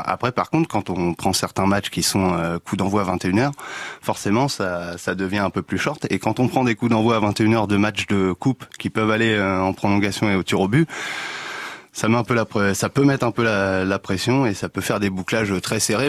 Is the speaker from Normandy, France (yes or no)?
yes; Le Havre, Normandy, France; moved away as an adult; also born or lived in Marseille / Amiens; now in Auxerre, France; je suis originaire du Havre en Normandie